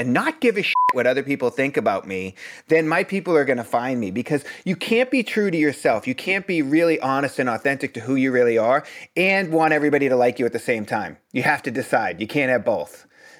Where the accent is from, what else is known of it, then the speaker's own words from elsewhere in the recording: Boston, Massachusetts, United States; You know, I'm from the East Coast. There's no Mercury in retrograde in Boston.